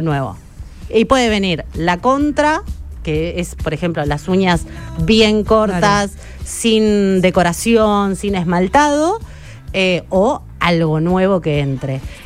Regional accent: Chacabuco, Buenos Aires Province, Argentina; moved away; Yo soy de Chacabuco, provincia de Buenos Aires.

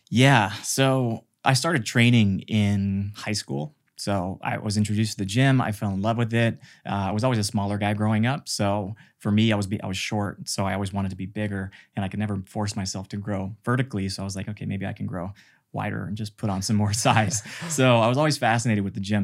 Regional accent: Mississippi, United States; I was born in Mississippi in this farm community where we had a temple

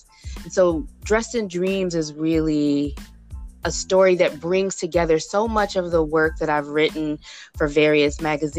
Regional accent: Fort Wayne, Indiana, United States; I'm from Fort Wayne, Indiana, and I have such an interesting relationship to that place. Interesting, I say, because as a Black girl growing up in Fort Wayne in the 1980s in particular, it wasn't always the easiest place. It was still very segregated as a city.

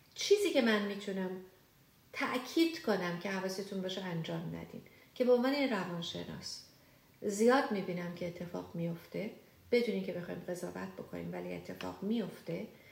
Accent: Iran; moved away; وقتی که ما ایرانی هستیم بیشتر ماها با این مواجه شدیم که توی شرایط پر استرس بزرگ شدیم

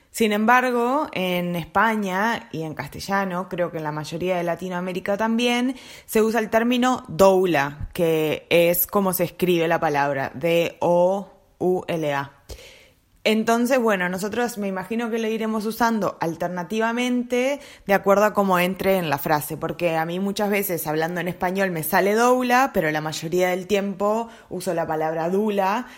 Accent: Montevideo, Uruguay; moved away as an adult; also born or lived in New Zealand; now in Glasgow, United Kingdom; soy uruguaya de Montevideo y actualmente vivo en la ciudad de Glasgow, en Escocia

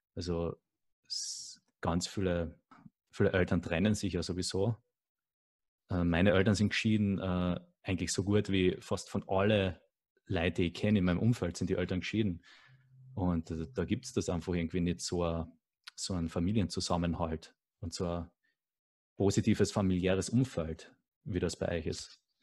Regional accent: Carinthia, Austria; Also ich bin selber auch am Land aufgewachsen, in einem sehr kleinen Dorf in Kärnten.

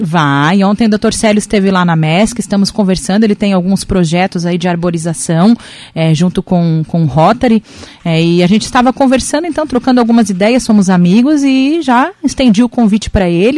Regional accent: Araranguá, Santa Catarina, Brazil; sou cidadã, cidadã aranguaense, amo a minha terra

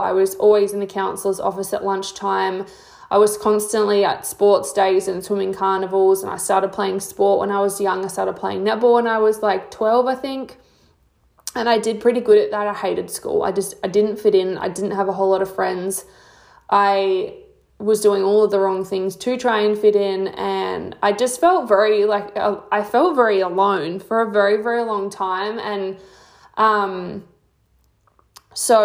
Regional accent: Mount Gambier, South Australia, Australia; also born or lived in Victor Harbor, South Australia; I'm from Mount Gambier, which is a small town in SA. I was born in Victor

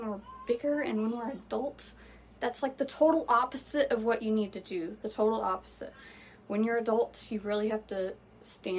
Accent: Florida, United States; I am from Florida. We are in the Sunshine State, and it is hot as hell here

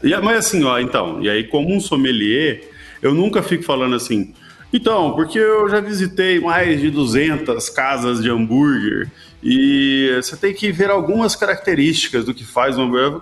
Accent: Minas Gerais, Brazil; Eu sou mineiro, tá? Orgulhoso, assim

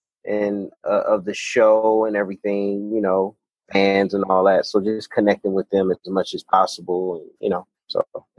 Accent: Inglewood, California, United States; also born or lived in South Central Los Angeles / Baldwin Hills; born and raised in Inglewood, California, 99th and Crenshaw. So literally right around the corner from the Forum, where the new Rams Stadium is being built. And then just kind of moved around South Central. Ended in Baldwin Hills

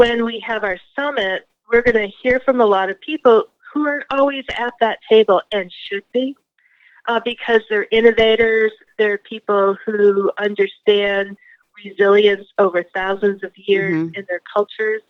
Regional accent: Greenfield, Massachusetts, United States; I grew up in Western Massachusetts, the town of Greenville, county seat.

